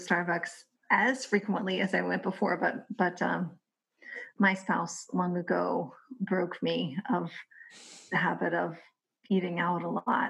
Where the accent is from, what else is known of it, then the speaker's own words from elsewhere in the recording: Kentucky, United States; my home state of Kentucky